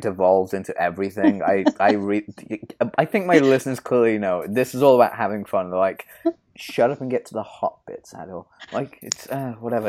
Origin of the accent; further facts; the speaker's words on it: United Kingdom; I'm British